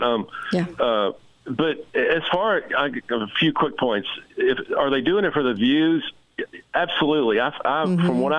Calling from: the South, United States; I'm calling from the South.

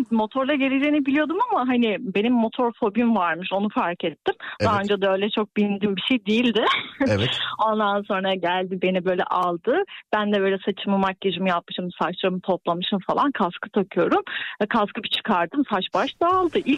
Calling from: Istanbul, Turkey; İstanbul'dan bağlanıyorum.

